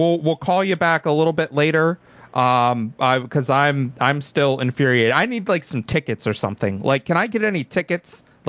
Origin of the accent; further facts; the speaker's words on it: the South, United States; maybe it's a thing because I'm from the South and we're known for our iced teas.